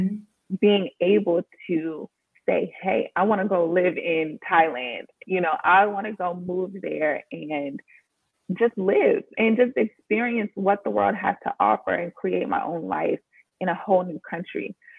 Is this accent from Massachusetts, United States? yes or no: no; Washington, District of Columbia, United States; moved away as an adult; also born or lived in Los Angeles, California; I'm from Washington, D.C.